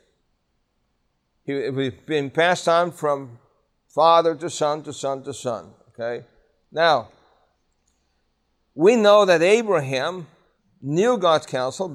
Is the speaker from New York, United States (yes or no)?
yes; New York City, New York, United States; I grew up in Brooklyn, New York, in the public school system